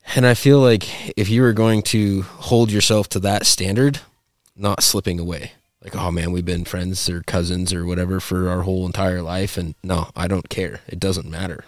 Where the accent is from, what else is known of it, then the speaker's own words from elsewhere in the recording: Montana, United States; my whole life growing up in Montana